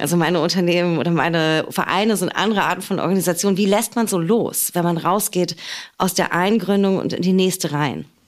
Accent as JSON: {"language": "German", "region": "Berlin", "country": "Germany", "tie": "born or raised there"}